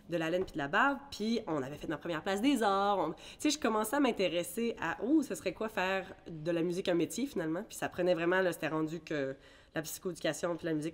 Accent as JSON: {"language": "French", "country": "Bermuda", "tie": "born there", "said": "quand je retournais à mes sources, finalement, je suis née aux Bermudes."}